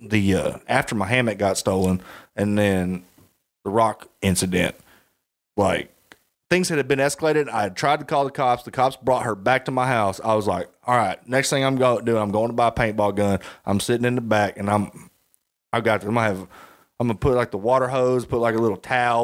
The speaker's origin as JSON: {"language": "English", "region": "Arkansas", "country": "United States", "said": "I'm from Arkansas"}